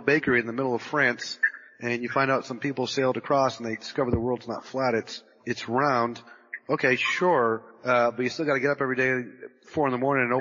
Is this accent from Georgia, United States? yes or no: no; Massachusetts, United States; also born or lived in California; I'm originally from Massachusetts, born and raised in Massachusetts, and lived in New England majority of my life